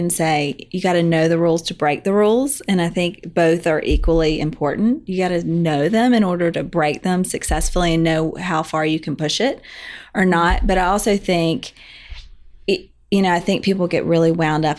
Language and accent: English; Birmingham, Alabama, United States; moved away as an adult; also born or lived in North Carolina / Atlanta, Georgia; now in Charleston, United States; I'm from Birmingham. I grew up in Alabama